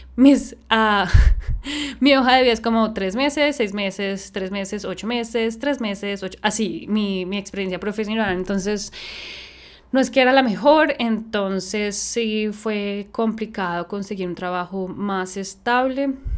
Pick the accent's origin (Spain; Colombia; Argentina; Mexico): Colombia; Bogotá; moved away as an adult; also born or lived in Austin, Texas, United States / San Francisco, California, United States; now in Sydney, Australia; soy de Bogotá, Colombia, tengo 30 años, vivo en Sydney hace 4 años